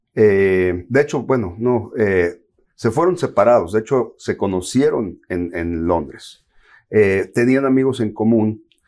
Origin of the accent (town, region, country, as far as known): Mexico; born or raised there; moved away as an adult; also born or lived in California, United States; now in Miami, United States